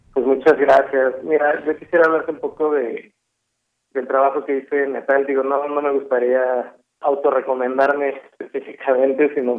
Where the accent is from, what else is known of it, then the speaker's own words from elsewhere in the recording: Ecatepec, State of Mexico, Mexico; yo soy de Ecatepec, eh, mi banda también